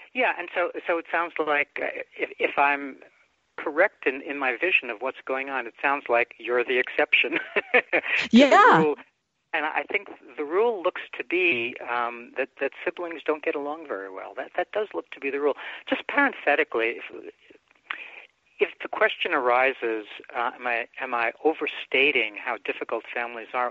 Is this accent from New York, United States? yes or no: yes; New York City, New York, United States; also born or lived in Bronx, New York; my mom and I moved out to Brooklyn from the Bronx uh, when I was about five or so, and then I had a very quiet time thereafter with just my mom